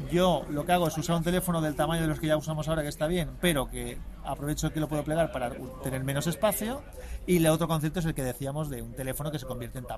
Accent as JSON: {"language": "Spanish", "town": "Bilbao", "region": "Basque Country", "country": "Spain", "said": "Aquí somos"}